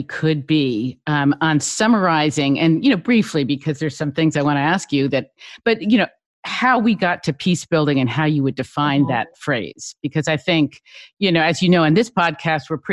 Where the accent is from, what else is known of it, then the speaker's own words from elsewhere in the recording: Long Island, New York, United States; I grew up on Long Island